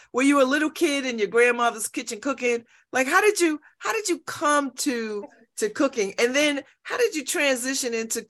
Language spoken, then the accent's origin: English; New Haven, Connecticut, United States; I'm from New Haven, so I know the history of this place.